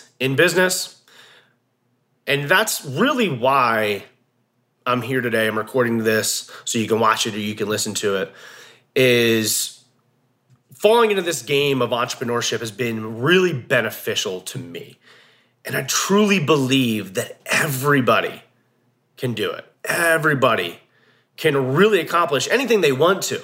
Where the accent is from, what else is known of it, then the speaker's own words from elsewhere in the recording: New Jersey, United States; moved away as an adult; now in Montana, United States; I'm from Jersey originally